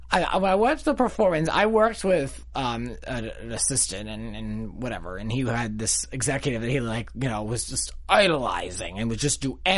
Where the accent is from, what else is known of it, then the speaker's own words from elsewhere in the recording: Rhode Island, United States; accent: Rhode Island; my Rhode Island accent